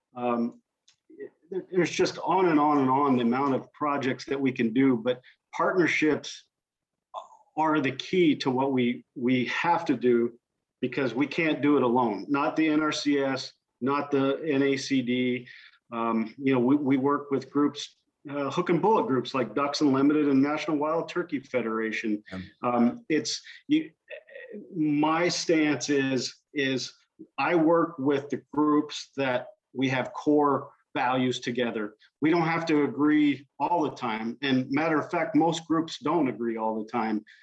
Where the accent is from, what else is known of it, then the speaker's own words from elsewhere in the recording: Southern Indiana, United States; moved away; also born or lived in Washington State; my background is I grew up in in Southern Indiana